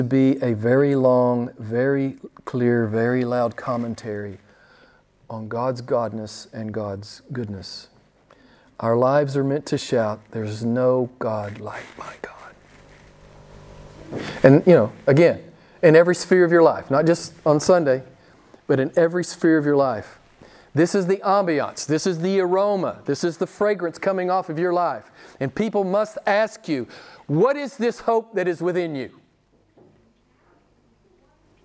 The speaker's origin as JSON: {"language": "English", "region": "the Bible Belt", "country": "United States", "tie": "born or raised there", "moved": "yes", "lives_now": "Italy", "said": "where I grew up in the Bible Belt."}